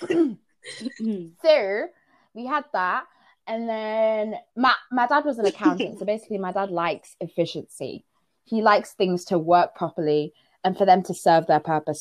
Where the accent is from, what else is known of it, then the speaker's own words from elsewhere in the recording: Zimbabwe; moved away; I'm from Zim